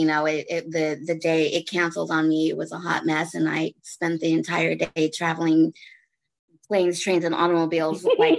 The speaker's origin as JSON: {"language": "English", "region": "California", "country": "United States", "lives_now": "Texas, United States", "said": "I'm actually stuck. I'm stuck in back home in Cali now."}